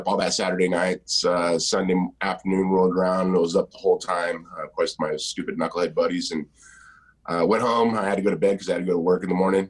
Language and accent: English; Huntington Beach, California, United States; I was born here in Huntington Beach, grew up here to about seven and a half